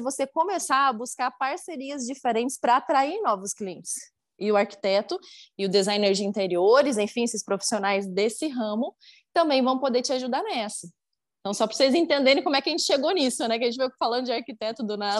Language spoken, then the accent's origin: Portuguese; Curitiba, Paraná, Brazil; moved away as an adult; now in Uberlândia, Brazil; Vivi minha vida inteira em Curitiba, que é muito frio. Aí agora moro aqui